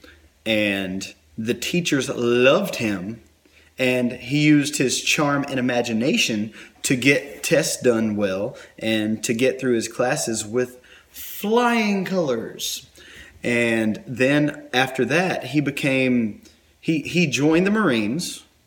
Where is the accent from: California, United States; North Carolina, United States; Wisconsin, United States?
North Carolina, United States; I'm from North Carolina. Forgive me. That's how I talk sometimes